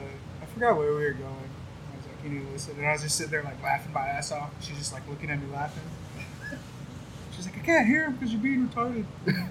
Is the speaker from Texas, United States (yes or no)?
yes; Midland, Texas, United States; also born or lived in Utah; I'm born and raised, man. Born and raised in Midland.